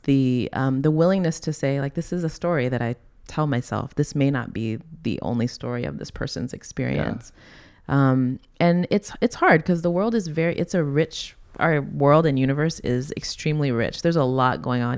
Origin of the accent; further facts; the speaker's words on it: the South, United States; moved away as an adult; also born or lived in New York City; now in Hawaii, United States; I grew up in the South